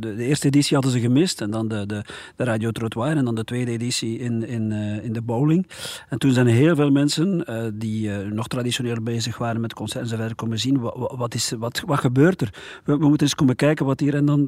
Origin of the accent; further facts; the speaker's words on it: Dendermonde area, Flanders, Belgium; ik ben zelf uit de Dendermondse